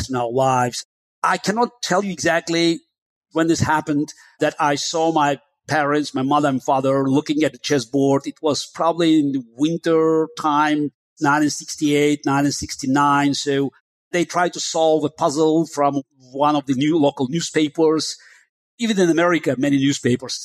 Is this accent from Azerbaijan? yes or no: yes; Baku, Azerbaijan; first language Russian; English is a second language; moved away; also born or lived in Moscow, Russia; I grew up in Baku, which was a multicultural city. You may call it the southern outpost of Russian Empire. So that's why my native tongue was Russian.